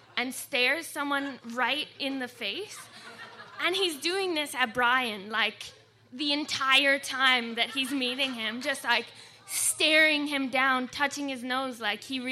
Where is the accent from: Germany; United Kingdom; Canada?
Canada; moved away; also born or lived in California / Victoria, British Columbia; We were living in California, and I'm from Canada.